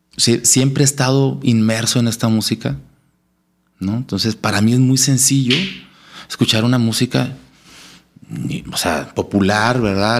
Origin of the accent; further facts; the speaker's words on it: Monclova, Coahuila, Mexico; moved away as an adult; also born or lived in Saltillo, Mexico; Soy originario de Monclova, Coahuila.